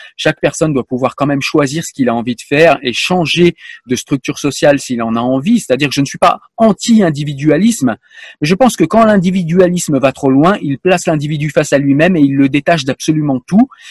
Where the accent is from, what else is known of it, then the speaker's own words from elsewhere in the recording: France; je suis français